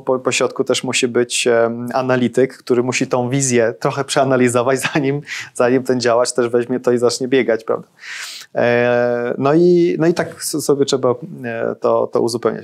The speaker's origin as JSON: {"language": "Polish", "country": "Sweden", "tie": "born or raised there", "moved": "yes", "lives_now": "Poland", "said": "dorastałem w Szwecji"}